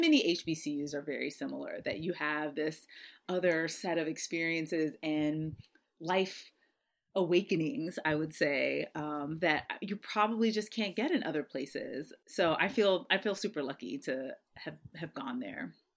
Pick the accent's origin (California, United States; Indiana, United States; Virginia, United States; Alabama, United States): California, United States; San Diego; moved away; I being born and raised in San Diego